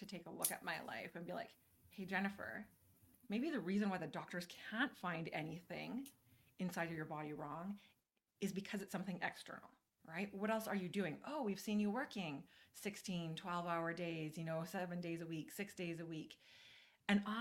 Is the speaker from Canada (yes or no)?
yes; Canada; also born or lived in Calgary, Alberta; I am your Canadian friend. I am here in Calgary